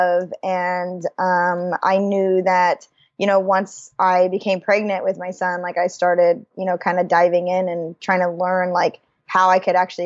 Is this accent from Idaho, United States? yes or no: yes; Idaho, United States; I'm originally born and raised in Idaho